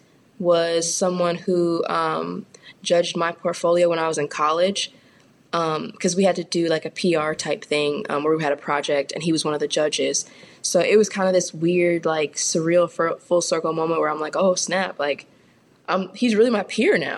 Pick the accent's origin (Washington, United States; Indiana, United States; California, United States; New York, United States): California, United States; moved away as an adult; also born or lived in Fairmont, Minnesota; now in Louisville, United States; I'm a Californian